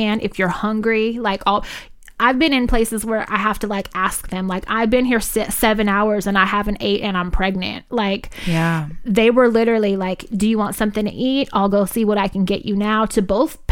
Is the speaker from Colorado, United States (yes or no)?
no; Richmond, California, United States; I'm from North Richmond. That's where I grew up. That's my side of town